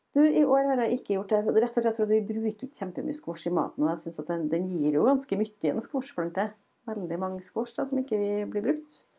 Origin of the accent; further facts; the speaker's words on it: Frosta, Trøndelag, Norway; kommer vi fra Frosta